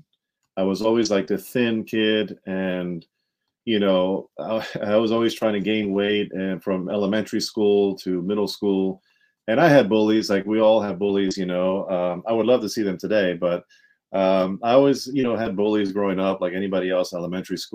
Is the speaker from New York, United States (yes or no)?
no; Montgomery County, Maryland, United States; also born or lived in Washington, D.C.; born in D.C., raised in Montgomery County, Maryland